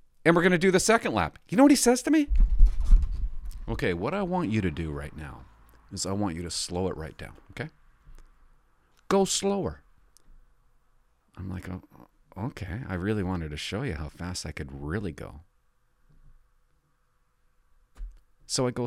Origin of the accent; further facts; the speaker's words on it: Port Alberni, British Columbia, Canada; moved away; I came from Port Alberni. We didn't have one-way streets